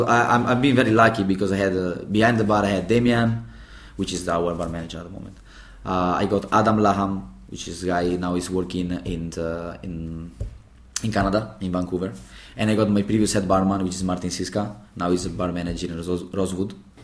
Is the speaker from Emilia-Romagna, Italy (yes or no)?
no; Venice, Veneto, Italy; English is a second language; moved away as an adult; now in London, United Kingdom